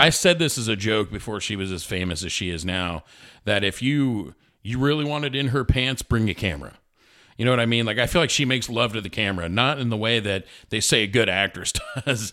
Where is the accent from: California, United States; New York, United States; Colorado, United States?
New York, United States; New York City; I was born in Brooklyn